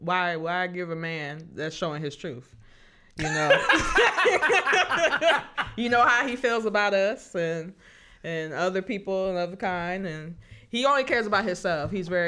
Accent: Waukegan, Illinois, United States; also born or lived in North Chicago; Well, I'm from Lake County, too.

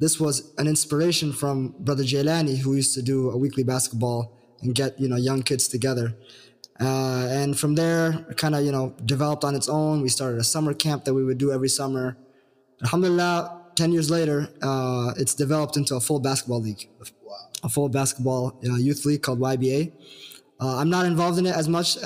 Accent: Minneapolis, Minnesota, United States; born and raised in Minneapolis from 612

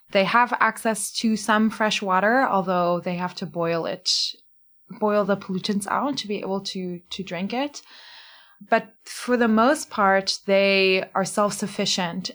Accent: Fox Lake, Illinois, United States; moved away as an adult; now in Cape Town, South Africa; I am an author from Fox Lake, Illinois

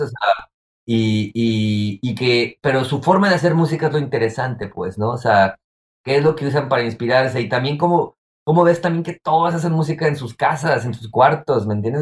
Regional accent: Guadalajara, Jalisco, Mexico; moved away as an adult; now in Chicago, United States; en mi vida clásica de Guadalajara

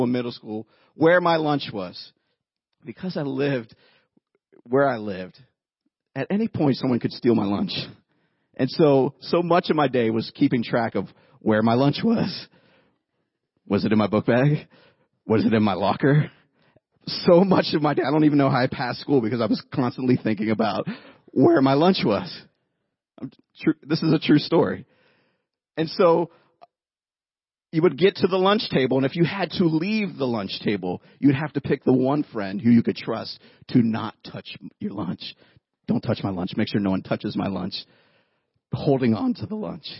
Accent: Youngstown, Ohio, United States; I grew up in Youngstown, Ohio.

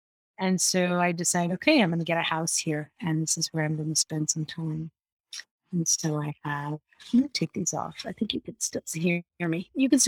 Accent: Kolkata, West Bengal, India; No, I'm from Bengal. My parents are Bengali, but mm-hmm. I have grown up in different parts of the world. Calcutta was the childhood, but even during my childhood, I was doing a lot of traveling.

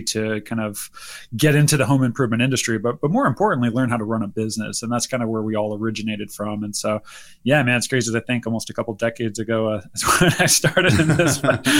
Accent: Northern California, United States; born or raised there; moved away as an adult

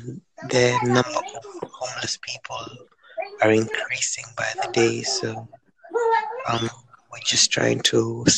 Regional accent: Kenya; now in London, United Kingdom; Well, I'm from Kenya originally, but I'm in London right now.

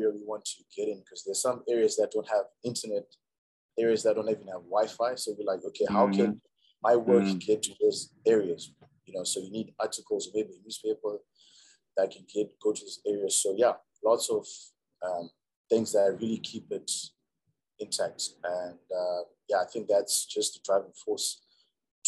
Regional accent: Banket, Mashonaland West, Zimbabwe; also born or lived in Harare; Okay, so I was actually born in Harare. But then my family moved to the countryside. We were in Mashikade, Banket

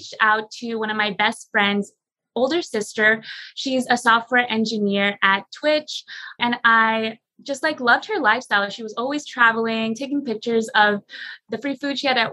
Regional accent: San Jose, California, United States; I was born and raised in San Jose, California, which is a Silicon Valley

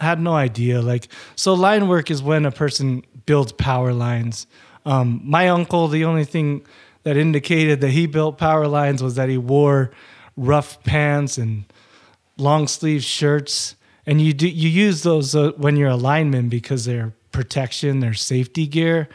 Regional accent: Utah, United States; also born or lived in Hawaii; I was born in Hawaii. My family moved back to Hawaii in nineteen eighty. And I was born in nineteen eighty, and then we came to Utah.

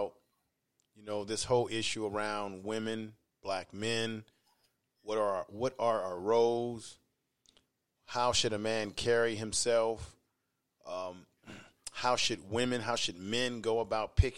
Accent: Baltimore, Maryland, United States; moved away; I was born in Baltimore

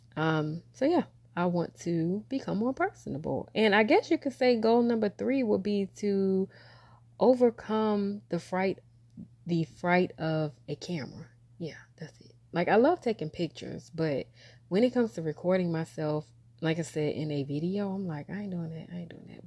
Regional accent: Wilmington, North Carolina, United States; now in Raleigh-Durham, United States; my hometown, where I'm from, which is Wilmington, and the Raleigh-Durham area, which is where I currently live

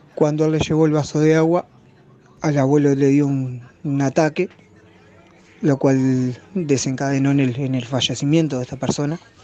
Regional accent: Uruguay; soy de Uruguay

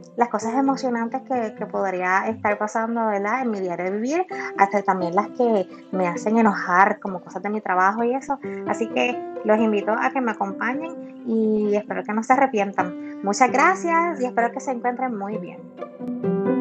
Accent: Carolina, Puerto Rico; soy de Carolina, Puerto Rico

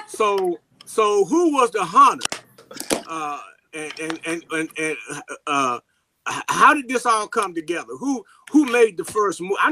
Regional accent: St. Louis, Missouri, United States; I'm from St. Louis, Missouri

